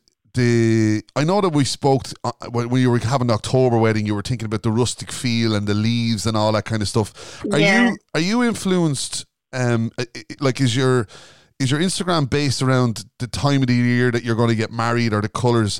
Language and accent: English; Ireland; we're Irish